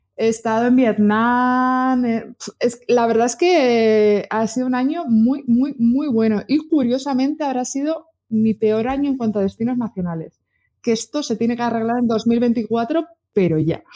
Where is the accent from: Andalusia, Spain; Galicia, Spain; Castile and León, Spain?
Castile and León, Spain; Burgos; soy de Burgos